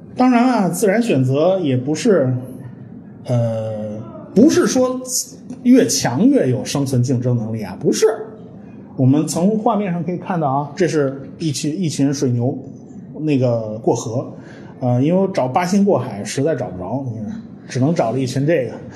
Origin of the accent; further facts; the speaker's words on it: China; 其实我们中国人都懂